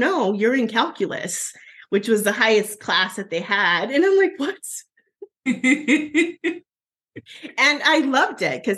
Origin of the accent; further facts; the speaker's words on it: Southern Arizona, United States; My hometown is about 10,000 people in Southern Arizona.